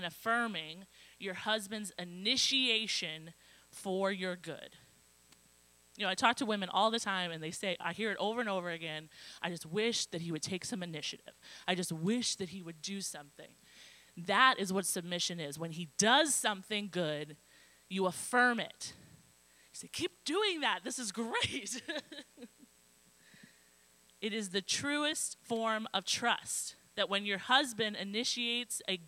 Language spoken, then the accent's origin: English; Midwest, United States; I'm from the Midwest. We go all out for holidays, especially Christmas.